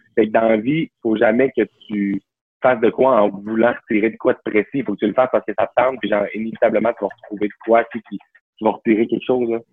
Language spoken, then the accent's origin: French; Saguenay, Quebec, Canada; moved away as an adult; also born or lived in Jonquière; now in Montreal, Canada; je viens du Saguenay. Là, mes parents habitent à 10 minutes, à, genre en auto du cégep